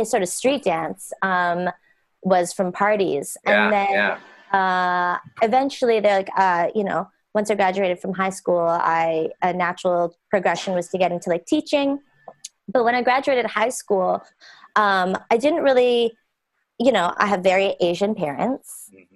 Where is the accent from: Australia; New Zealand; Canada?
Canada; Pitt Meadows, British Columbia; moved away as an adult; also born or lived in Vancouver, Canada / Toronto, Canada; I grew up in a small town called Pitt Meadows, British Columbia in Canada.